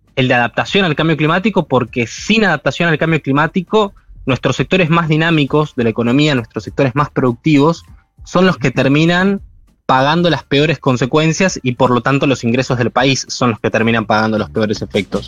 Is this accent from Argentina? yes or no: yes; Argentina